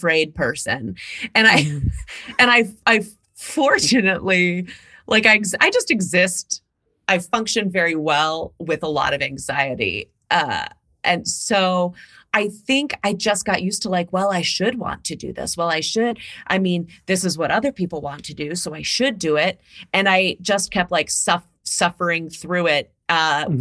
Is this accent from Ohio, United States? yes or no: yes; Mansfield, Ohio, United States; moved away; I grew up in Mansfield, Ohio.